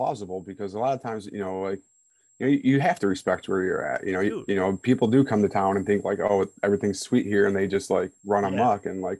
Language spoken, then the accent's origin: English; Brighton, Michigan, United States; born or raised there